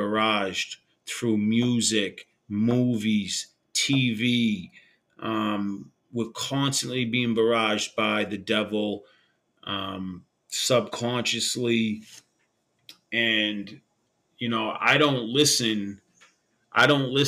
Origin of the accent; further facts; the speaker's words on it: Boston, Massachusetts, United States; I grew up in Old Colony Projects in Boston, Massachusetts